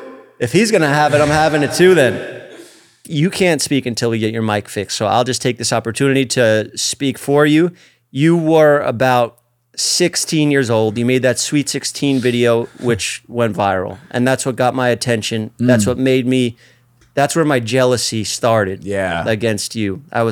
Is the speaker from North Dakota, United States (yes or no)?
no; New York City, New York, United States; We grew up together in Staten Island.